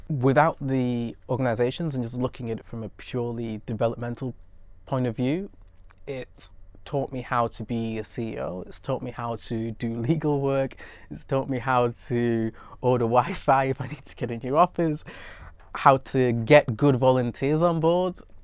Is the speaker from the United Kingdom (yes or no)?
yes; United Kingdom; I'm British Nigerian and was born and brought up in the U K